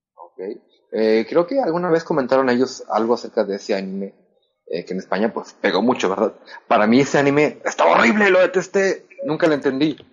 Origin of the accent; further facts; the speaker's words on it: Monterrey, Nuevo León, Mexico; accent: norteño, Monterrey accent; yo hablo como norteño